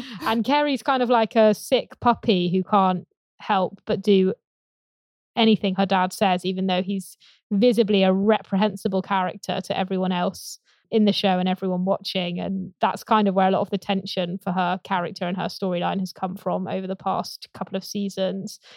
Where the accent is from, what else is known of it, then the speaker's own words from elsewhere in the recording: Gloucestershire, South West England, United Kingdom; I grew up in Gloucestershire, about twenty minutes away from, um, where this is filmed.